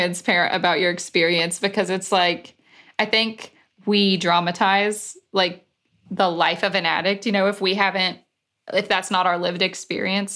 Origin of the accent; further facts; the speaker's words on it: Alabama, United States; I grew up in Alabama